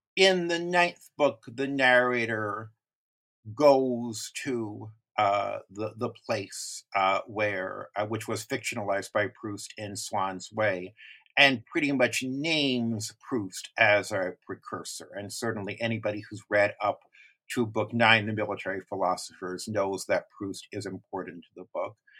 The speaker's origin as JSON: {"language": "English", "country": "United States", "said": "as an American reader"}